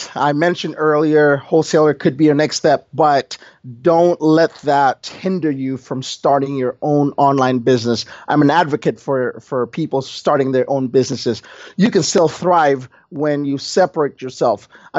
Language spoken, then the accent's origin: English; Indonesia; I came from Indonesia, JLD, and in Indonesia, you got to work hard to earn your money, right?